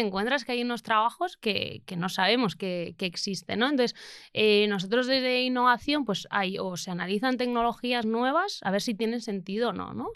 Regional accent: Lekeitio, Basque Country, Spain; mi pueblo, eh, que es Lequeitio

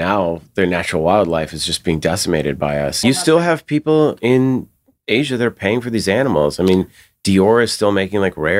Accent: Massachusetts, United States; And because I grew up in Massachusetts and swimming and sharks are monsters.

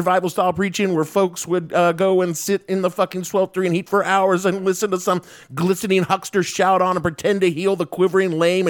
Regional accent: the South, United States; Pentecostal stake handling was invented about 20 miles from my hometown

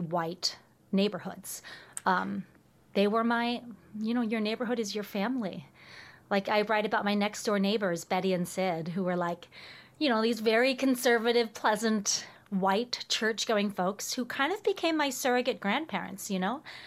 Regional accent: Richmond, Virginia, United States; moved away; I come from Richmond, Virginia

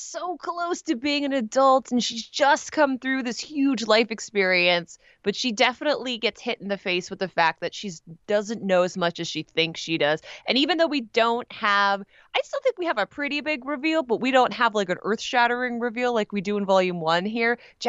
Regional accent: Canada; I'm Canadian. I can't help myself.

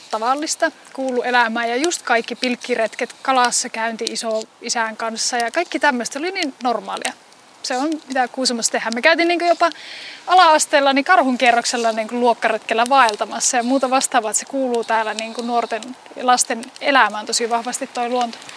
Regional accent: Kuusamo, North Ostrobothnia, Finland; syrjimmässä 10 kilometrin päässä Kuusumon keskustasta. 10 kilometriä niin kuin keskustasta pohjoiseen on mun kotipaikka.

